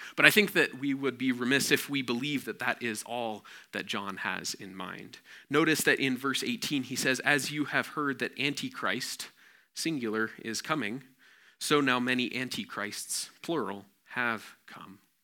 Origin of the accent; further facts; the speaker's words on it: Nepal; growing up in Nepal